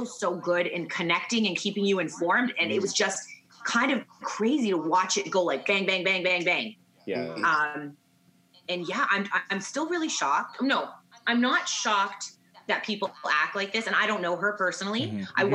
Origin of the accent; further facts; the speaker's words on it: Vancouver, British Columbia, Canada; moved away as an adult; also born or lived in Saskatoon / Calgary; I'm from Vancouver, went to Saskatoon, Calgary, then here